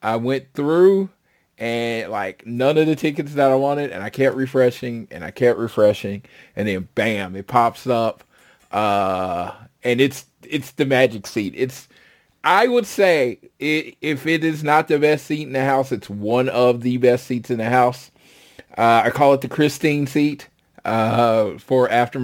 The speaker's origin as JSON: {"language": "English", "town": "Oklahoma City", "region": "Oklahoma", "country": "United States", "tie": "born or raised there", "said": "I'm from Oklahoma City"}